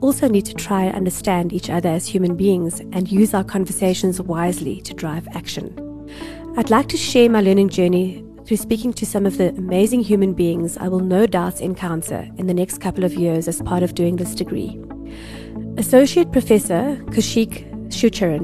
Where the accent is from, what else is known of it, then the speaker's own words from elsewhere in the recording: Westville, KwaZulu-Natal, South Africa; I grew up in Westville.